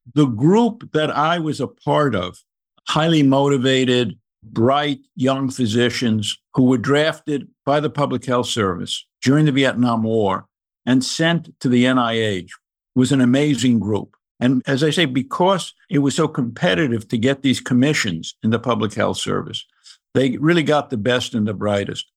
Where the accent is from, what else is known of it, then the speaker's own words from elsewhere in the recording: New York City, New York, United States; moved away as an adult; also born or lived in Maryland / Massachusetts / North Carolina; I grew up in the Bronx in the nineteen forties and nineteen fifties